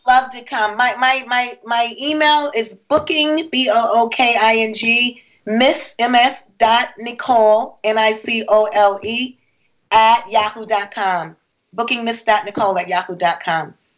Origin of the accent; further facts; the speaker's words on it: Rochester, New York, United States; also born or lived in Harrisburg, Pennsylvania; now in Orlando, United States; I'm Rochester. from Rochester, born in Rochester